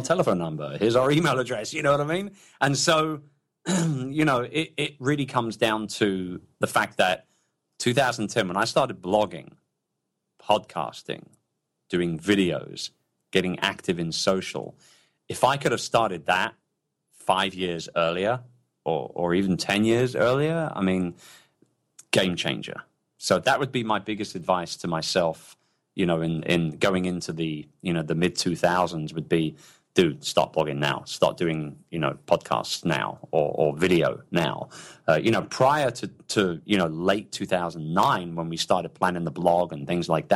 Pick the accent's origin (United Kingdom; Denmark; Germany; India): United Kingdom; London; moved away; I'm a very, very proud Brit, and I miss my hometown. I miss London very, very much